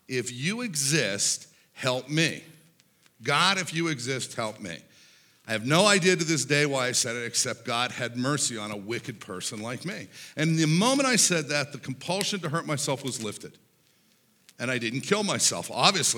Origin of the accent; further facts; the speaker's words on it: Pittsburgh, Pennsylvania, United States; I grew up in Pittsburgh, Pennsylvania